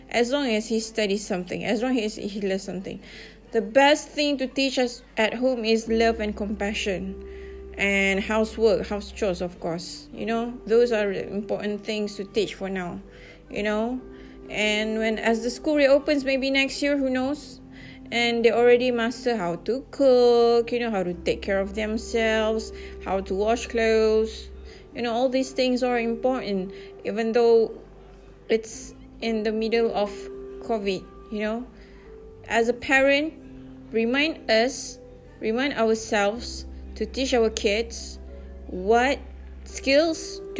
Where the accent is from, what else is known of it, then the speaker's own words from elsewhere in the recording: Malaysia; English is a second language; And although I'm from Malaysia, but you guys are so, so nice of you.